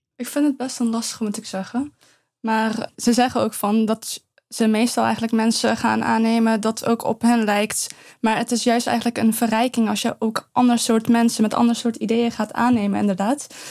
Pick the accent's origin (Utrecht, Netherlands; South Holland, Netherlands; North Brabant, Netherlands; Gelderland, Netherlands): North Brabant, Netherlands; Eindhoven; also born or lived in Afghanistan; Als ik antwoord Eindhoven, dan zegt ze nee, waar kom je oorspronkelijk vandaan? En dan zeg ik Afghanistan